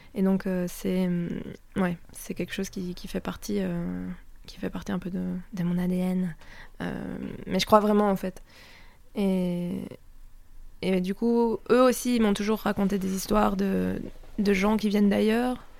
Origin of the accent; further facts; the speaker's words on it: Belgium; je me sens chez moi en Italie, mais pas chez moi parce que socialement, ben, je suis belge.